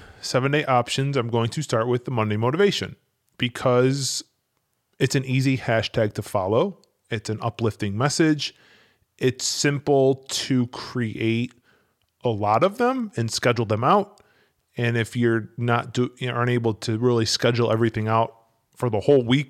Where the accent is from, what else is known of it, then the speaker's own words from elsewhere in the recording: Cleveland, Ohio, United States; now in Buffalo, United States; I live in Buffalo. I'm originally from Cleveland, so I don't have any emotional investment to the Bills.